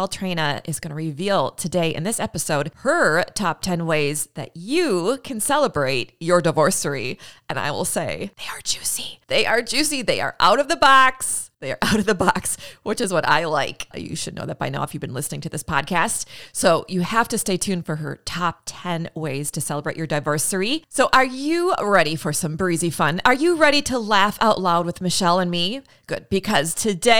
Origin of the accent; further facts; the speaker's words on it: Midwest, United States; I am a Midwesterner